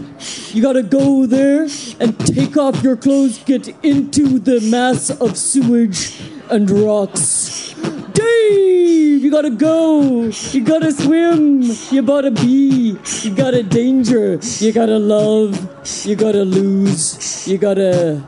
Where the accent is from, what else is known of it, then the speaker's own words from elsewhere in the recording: Tralee, Munster, Ireland; I grew up in Tralee.